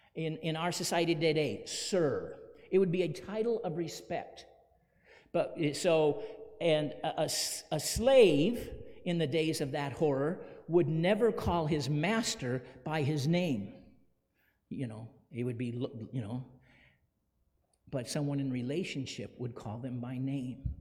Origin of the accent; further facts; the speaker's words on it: Phoenix, Arizona, United States; When I was a little boy growing up in Phoenix